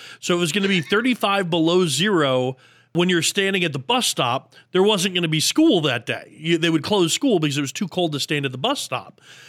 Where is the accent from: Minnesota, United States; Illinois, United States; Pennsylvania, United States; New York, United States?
Minnesota, United States; moved away; I'm originally from Minnesota, so I have that, Midwest thick skin where I don't get as cold as others do.